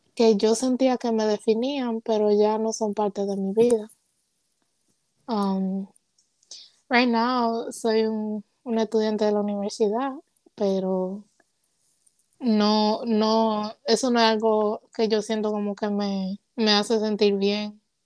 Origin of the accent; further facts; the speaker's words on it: Puerto Rico; also born or lived in Rhode Island; now in Georgia, United States; soy de padre dominicano, nací en Rhode Island, crecí en Puerto Rico, ahora vivo en Georgia